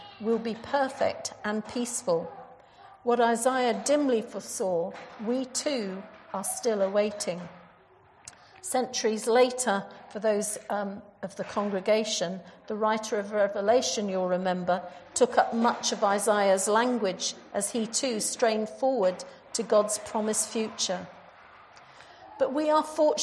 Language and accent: English; Jersey; moved away; I come from Jersey in the Channel Islands.